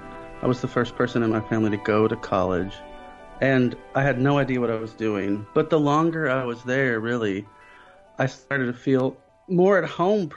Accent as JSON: {"language": "English", "town": "Eldorado", "region": "Illinois", "country": "United States", "tie": "born or raised there", "also_born_or_lived": "Harrisburg, Illinois"}